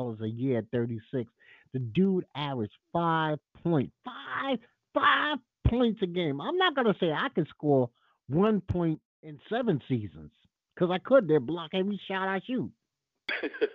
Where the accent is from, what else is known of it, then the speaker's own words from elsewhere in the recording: United States; This is my country. I don't have another country.